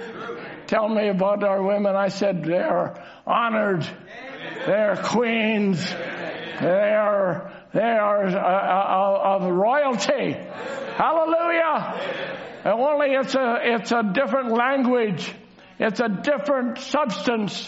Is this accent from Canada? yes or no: yes; Canada; I'm just a Canadian up here preaching